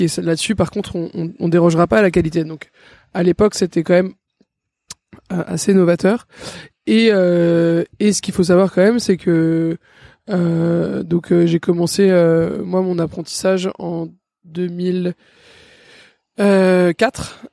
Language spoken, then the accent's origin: French; Paris, Île-de-France, France; J'ai grandi à Paris dans le 6